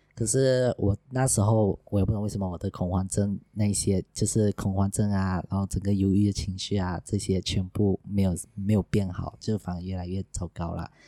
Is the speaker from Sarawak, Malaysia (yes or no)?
yes; Sarawak, Malaysia; now in Johor, Malaysia; 我来自沙拉哇，不过目前在 Roadflow 做广播